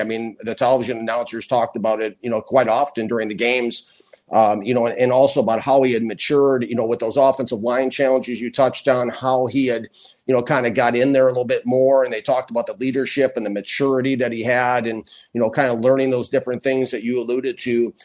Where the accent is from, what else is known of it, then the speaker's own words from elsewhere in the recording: Minnesota, United States; I grew up in Minnesota